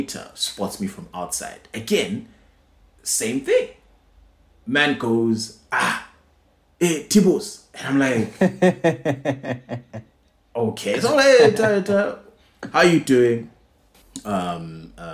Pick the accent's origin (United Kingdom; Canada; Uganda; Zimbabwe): Zimbabwe; Bulawayo; moved away